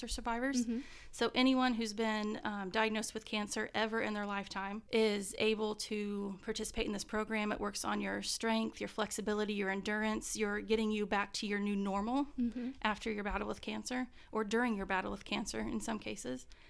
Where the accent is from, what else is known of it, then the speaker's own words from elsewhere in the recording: Albany, Indiana, United States; also born or lived in Union City, Indiana; I grew up, the first part of life, my childhood, was in Union City, Indiana